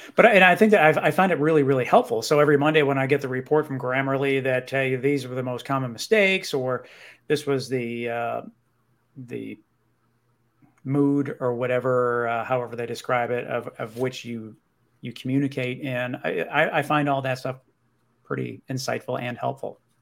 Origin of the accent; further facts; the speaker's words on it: Buffalo, New York, United States; I grew up in the Buffalo, New York